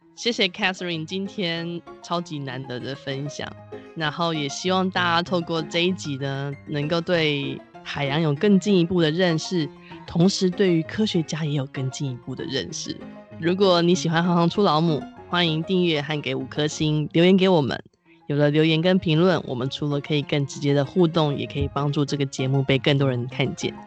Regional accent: Taiwan; 身为台湾人是岛屿的子民

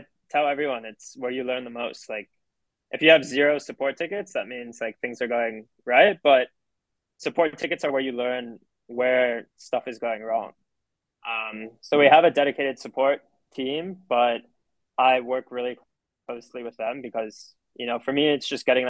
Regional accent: Miami, Florida, United States; being in Miami, growing up in Miami

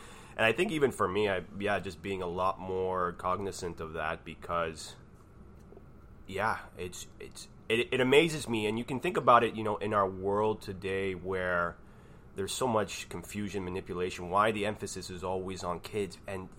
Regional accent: Canada; I'm Canadian.

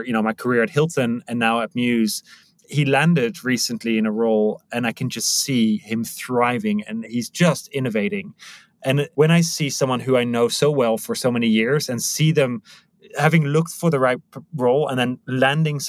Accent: Netherlands; moved away as an adult; now in Prague, Czech Republic; originally Dutch and I landed here 16 years ago

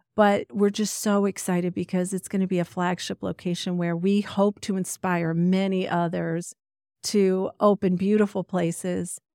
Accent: Ohio, United States; also born or lived in Pennsylvania; I was born in Pennsylvania, but lived in Ohio since the age of four

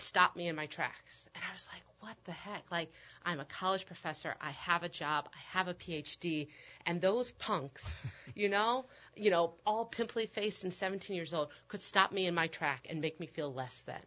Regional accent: Omaha, Nebraska, United States; moved away as an adult; also born or lived in Chicago; I grew up in Omaha, Nebraska

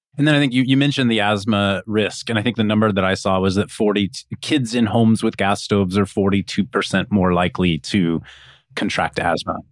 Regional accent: Kansas, United States; I grew up in Kansas with electric electric stovetops

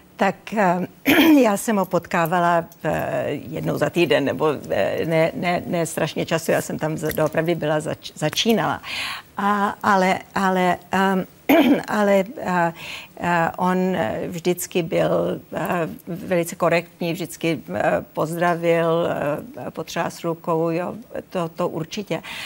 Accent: Czechia; moved away; also born or lived in United States; neuškodilo, že jsem Češka

